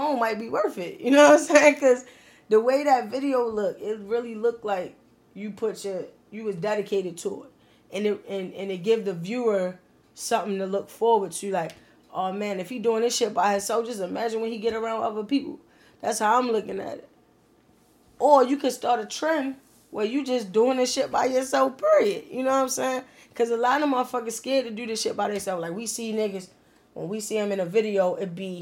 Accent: Baltimore, Maryland, United States; born or raised there

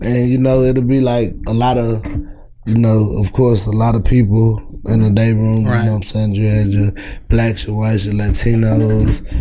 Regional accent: Texas, United States; I'm from Texas

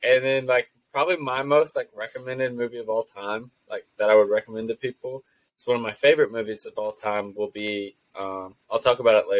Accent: Evansville, Indiana, United States; I'm from Evansville.

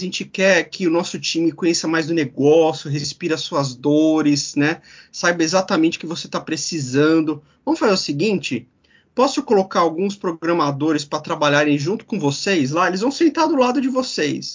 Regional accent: São Bernardo do Campo, São Paulo, Brazil; a gente começou a fazer na época websites lá na cidade de São Bernardo do Campo, minha terra natal

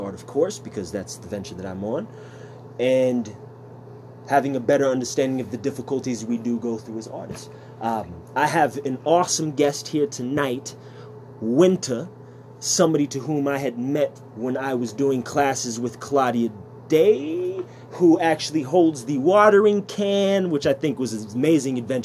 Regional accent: Sioux Falls, South Dakota, United States; I'm born and raised here.

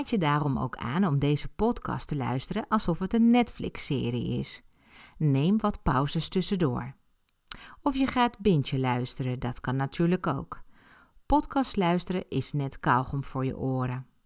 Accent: Ibiza, Balearic Islands, Spain; Ik ben op Ibiza geboren en heb mijn jeugd daar doorgebracht.

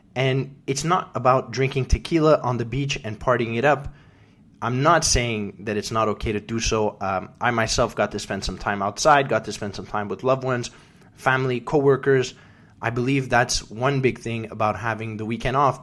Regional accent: Canada; now in United States; my first Memorial Day as a Canadian

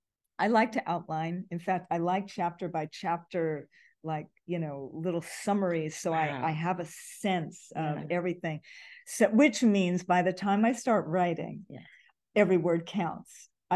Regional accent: Hawaii, United States; You know, it's interesting because I grew up in Hawaii, so Chinese in Hawaii is different from Chinese growing up in the LA area.

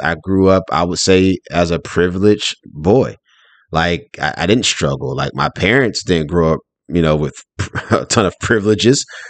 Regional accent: Durham, North Carolina, United States; I'm originally from Durham, North Carolina. Shout out to the Bull City

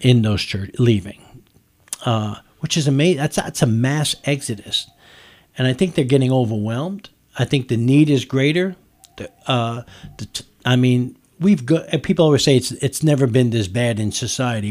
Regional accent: New York, United States; now in Nicholasville, United States; I'm from New York, I call it soda. We don't call it pop in New, in, in, in New York

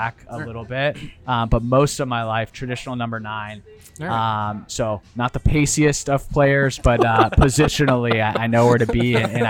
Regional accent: Italy; English is a second language; also born or lived in Fort Worth; but so I spent a majority of my childhood growing up in Italy. We bounced around. We did spend some time in Fort Worth, Texas. But most of my life was spent in Italy.

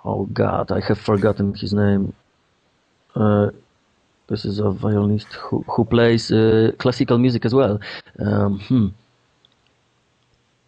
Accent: Poland; English is a second language; we come from Poland

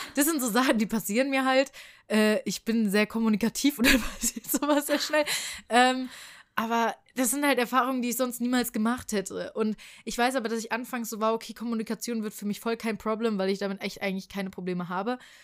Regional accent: Frankfurt, Hesse, Germany; ich komme aus Frankfurt

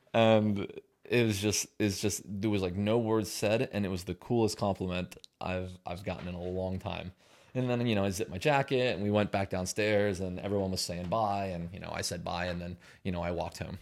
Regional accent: Pennsylvania, United States; moved away; I'm from Pennsylvania

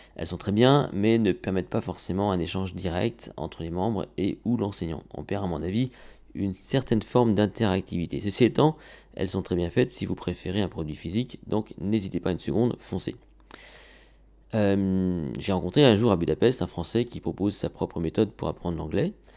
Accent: France; chez nous en France

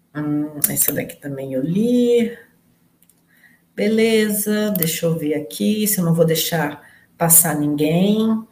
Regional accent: Rio de Janeiro, Brazil; Sou do estado do Rio também.

